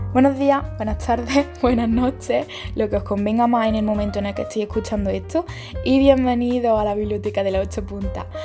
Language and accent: Spanish; Córdoba, Andalusia, Spain; yo no soy de Sevilla, ¿eh? que yo soy cordobesa